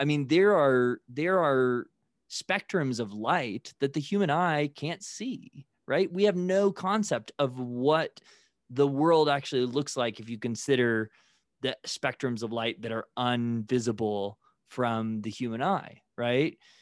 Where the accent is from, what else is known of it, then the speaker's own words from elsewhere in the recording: Midwest, United States; growing up in the Midwest